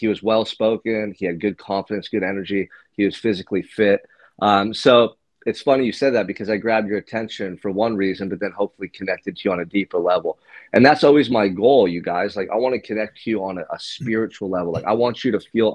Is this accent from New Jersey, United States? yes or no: no; Santa Barbara, California, United States; I'm from Santa Barbara, California, beautiful beach community, right near the ocean.